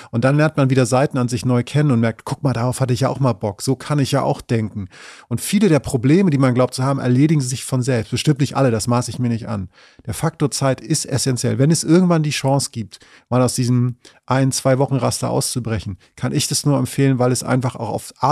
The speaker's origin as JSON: {"language": "German", "region": "Northern Germany", "country": "Germany", "said": "natürlich muss ich als Norddeutscher, und das mache ich auch aus vollem Herzen, mich immer dann eher fürs Meer als für die Berge entscheiden"}